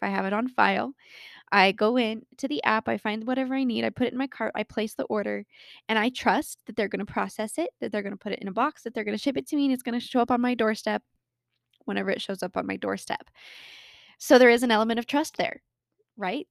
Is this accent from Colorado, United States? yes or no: yes; Colorado, United States; born or raised there